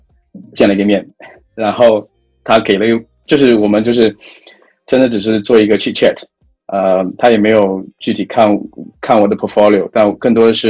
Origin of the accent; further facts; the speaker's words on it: China; moved away as an adult; now in Singapore; 因为我本身不是新加坡人，我也我也在东南亚，我并不是土生土长东南亚人嘛，我是从呃中国大陆啊几年前来到新加坡